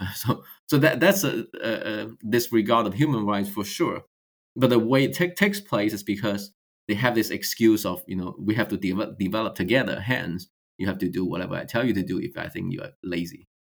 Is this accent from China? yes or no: yes; China; moved away as an adult; also born or lived in Hong Kong; now in United States; I was born in China until I finished uh, college, and then I spent a few years in Hong Kong before I came to the United States.